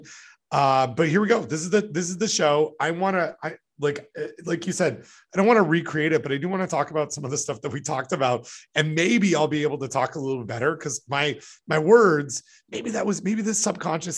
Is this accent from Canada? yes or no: yes; Canada; I'm Canadian